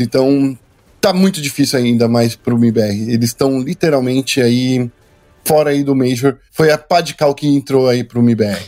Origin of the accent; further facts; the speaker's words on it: Brazil; A gente é brasileiro